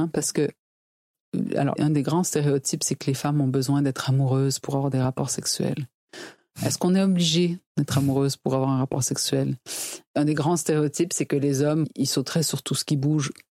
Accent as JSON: {"language": "French", "region": "Quebec", "country": "Canada", "said": "je suis québécoise"}